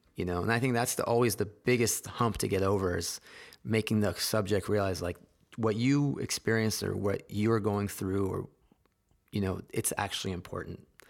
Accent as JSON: {"language": "English", "town": "San Jose", "region": "California", "country": "United States", "tie": "born or raised there", "said": "I grew up in Silicon Valley"}